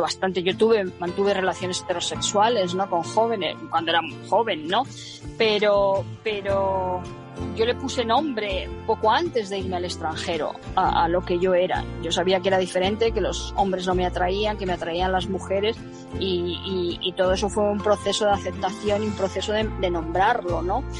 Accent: Spain; moved away as an adult; also born or lived in England / United States; cuando emigré de España, de esa España en blanco y negro

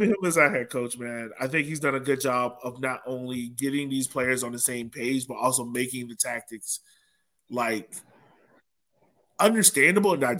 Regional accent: Jamaica; And like just to say that as Jamaican is like is wild to think of because I remember 1998, I'm seven years old, and my mom is in our house watching the World Cup

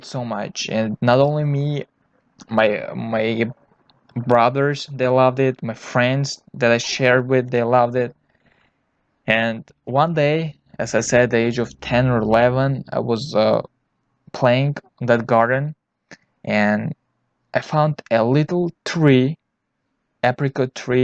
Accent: Tajikistan; I was born in Tajikistan

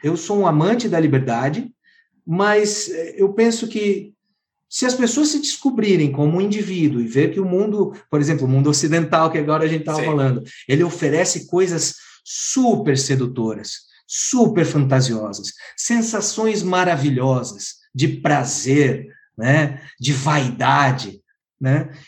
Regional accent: Santa Catarina, Brazil; eu sou de Santa Catarina

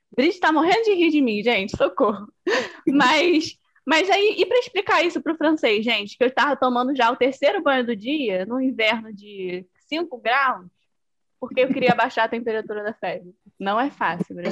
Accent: Brazil; aqui a gente não tem, né, isso de ter, tipo, mais de uma língua oficial, né? A gente tem o, o português e Libras

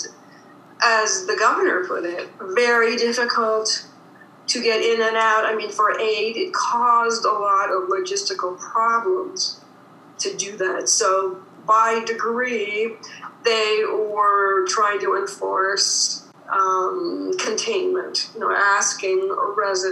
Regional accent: Midwest, United States; moved away as an adult; also born or lived in Paris, France / New York City, United States / Hoboken, United States; now in Catskills, United States; I'm a Midwesterner, and I moved to Paris

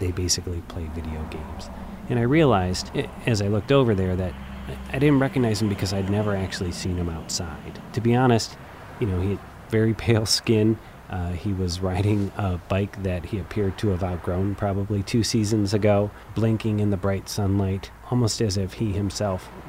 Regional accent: Columbus, Ohio, United States; my hometown of Columbus, Ohio

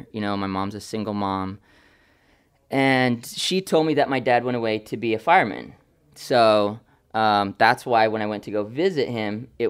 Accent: California, United States; also born or lived in Oakland, California / Ohio; I feel like I was raised all over California. I was born in Oakland in 82.

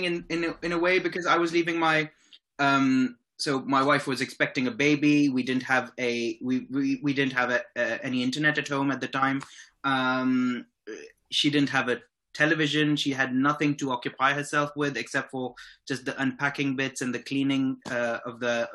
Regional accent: Islamabad, Islamabad Capital Territory, Pakistan; moved away as an adult; also born or lived in Rawalpindi; now in United Kingdom; the thing I miss most about my hometown is obviously my family is there

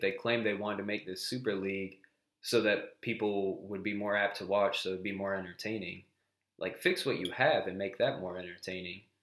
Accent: United States; As an American

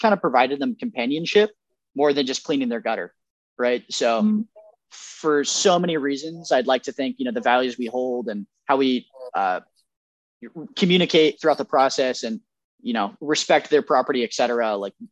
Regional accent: Roseville, California, United States; I grew up in Roseville

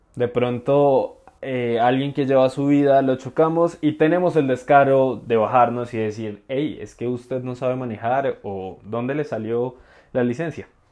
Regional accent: Colombia; hablamos como colombianos

